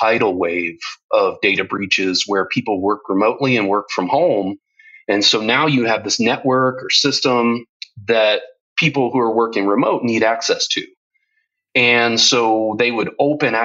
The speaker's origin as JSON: {"language": "English", "country": "United States", "moved": "as an adult", "lives_now": "Europe", "said": "I'm American, but I've lived in Europe for 12 years"}